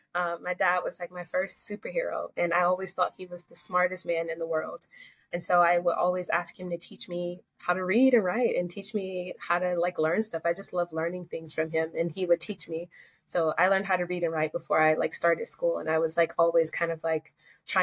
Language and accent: English; Ozark, Alabama, United States; I'm from Southern Alabama. Alabama is a state in the Southern United States. So it's near Florida and Georgia.